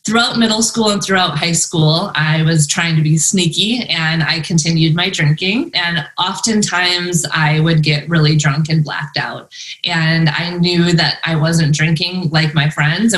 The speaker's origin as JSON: {"language": "English", "town": "Madison", "region": "Wisconsin", "country": "United States", "also_born_or_lived": "San Diego, California", "moved": "yes", "lives_now": "Northern Arizona, United States", "said": "I'm originally from Madison, Wisconsin, and I also lived in San Diego in Ocean Beach in the beach for a while."}